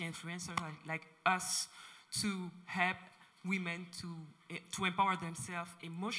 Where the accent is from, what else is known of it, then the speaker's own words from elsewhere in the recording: Cameroon; I'm from Cameroon